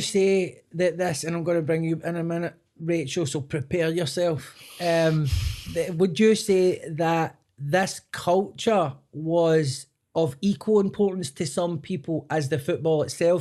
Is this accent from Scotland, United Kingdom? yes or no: yes; Scotland, United Kingdom; And as Scottish people, particularly in our part of the country, we speak very fast.